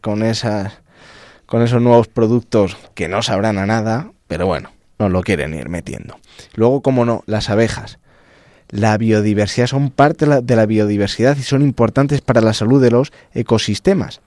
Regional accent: El Arenal, Castile and León, Spain; yo soy de la provincia de Ávila

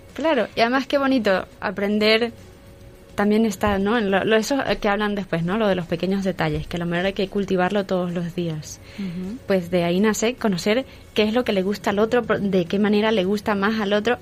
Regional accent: Venezuela; now in Madrid, Spain; soy de Venezuela y ahora tengo 30 años

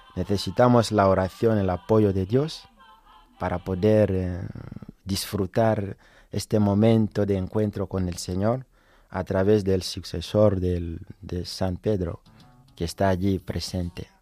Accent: Bukavu, South Kivu, DR Congo; moved away as an adult; now in Madrid, Spain; soy de Bukavu, y Goma es cerca de Bukavu

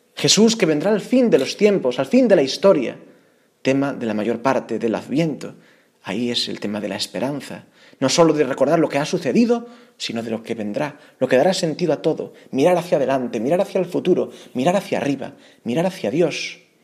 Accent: Galicia, Spain; Aun siendo yo gallego

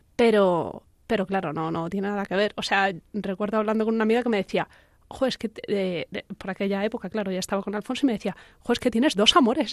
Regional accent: Talavera de la Reina, Castilla-La Mancha, Spain; moved away as an adult; also born or lived in Madrid; los dos somos de Talavera, pero los dos estudiamos en Madrid

